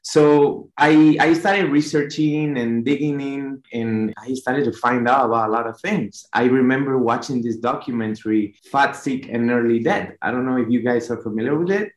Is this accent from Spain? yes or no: yes; Spain; moved away as an adult; also born or lived in New York; now in United States; we're both from Spain, but he was in Malta at the moment, and I was uh, living in New York